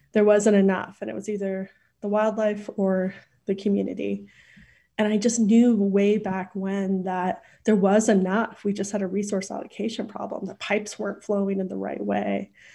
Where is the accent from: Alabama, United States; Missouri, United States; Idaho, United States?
Idaho, United States; also born or lived in Port Angeles, Washington / Boise, Idaho; I grew up in a s, in Idaho